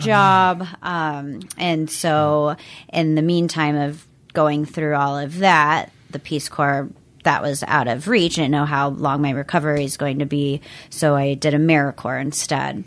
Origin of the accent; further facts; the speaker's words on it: Everett, Bothell, Mill Creek areas, Washington, United States; I was born in Washington State. I've lived here my entire life